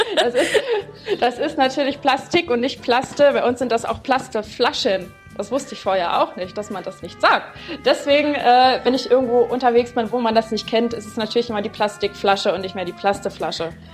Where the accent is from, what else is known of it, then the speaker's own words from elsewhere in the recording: Brandenburg, Germany; moved away; Ich komme ja, wie gesagt, aus Brandenburg und da haben manche Begriffe ganz andere äh, Namen